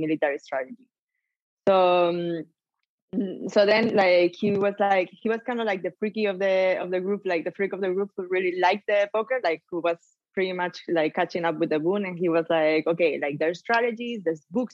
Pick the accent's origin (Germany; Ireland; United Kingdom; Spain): Spain; Malaga, Andalusia; English is a second language; moved away as an adult; also born or lived in Washington, D.C.; I'm from Spain. I'm from Malaga